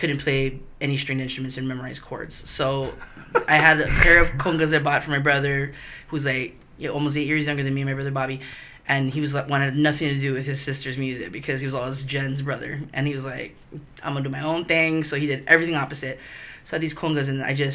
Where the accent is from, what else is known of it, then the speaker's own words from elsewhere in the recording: Hawaii, United States; we're from here. We're from Hawaii